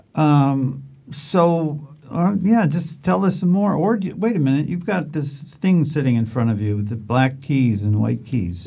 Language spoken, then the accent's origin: English; Chicago, Illinois, United States; I'm from Chicago